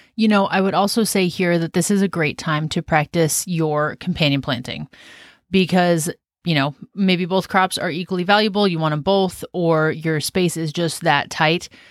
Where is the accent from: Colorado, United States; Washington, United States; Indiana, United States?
Washington, United States; also born or lived in Southern California / South Carolina / Western Oregon; now in Oregon, United States; I'm from Washington State, just north of where we live now